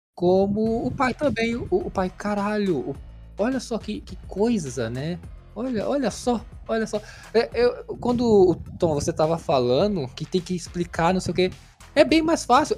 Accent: Brazil; a gente é brasileiro

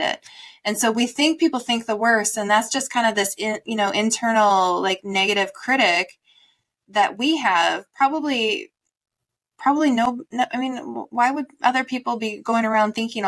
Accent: Midwest, United States; I was born in the Midwest

